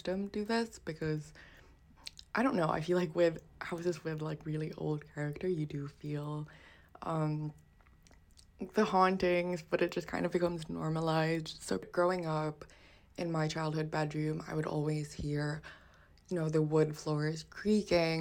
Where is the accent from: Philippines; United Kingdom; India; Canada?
Philippines; growing up in the Philippines. So I grew up in my ancestral home